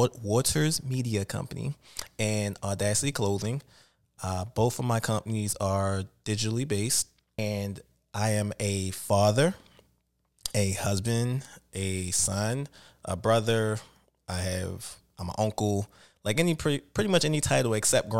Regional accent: Baltimore, Maryland, United States; Born and raised in Baltimore.

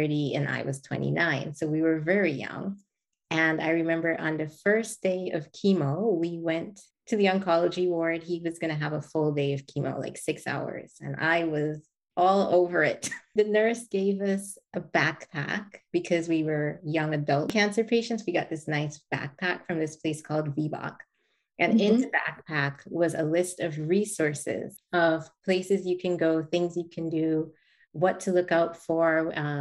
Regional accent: Guyana; I was born and raised in Guyana in South America

